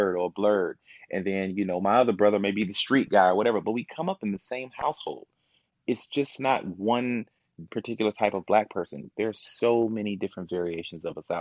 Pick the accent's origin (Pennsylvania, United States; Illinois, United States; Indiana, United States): Illinois, United States; Kankakee; also born or lived in Momence, Illinois; now in Chicago, United States; I'm from Kankakee, Illinois. So I was raised in Kankakee. I went to Kankakee High School